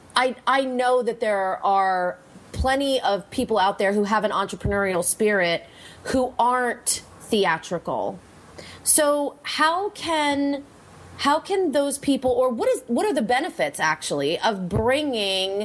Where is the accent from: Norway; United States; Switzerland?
United States; Pennsylvania; I'm from Pennsylvania, so I spent a lot of time in New Jersey and New York, and we went to lots of dinner theaters and things like that when I was a little girl